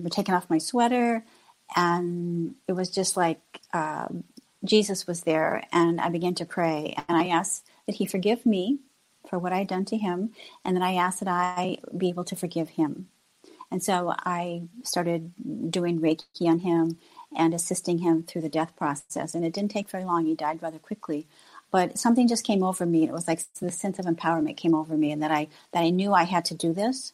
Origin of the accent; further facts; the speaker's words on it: Illinois, United States; moved away as an adult; also born or lived in Fort Madison, Iowa / Florida; I'm originally from Illinois, but I left Illinois, went to Florida